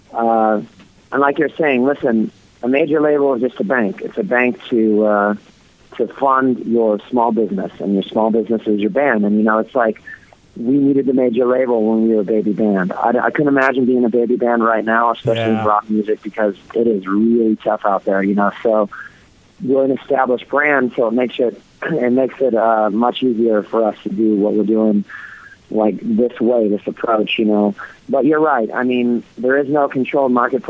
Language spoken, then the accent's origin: English; Orange County, California, United States; I grew up in Orange County, California